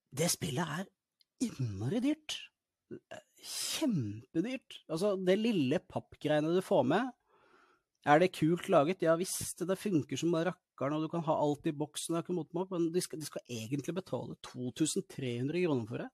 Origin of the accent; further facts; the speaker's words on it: Norway; also born or lived in Larvik; Jeg blir nesten litt stolt som nordmann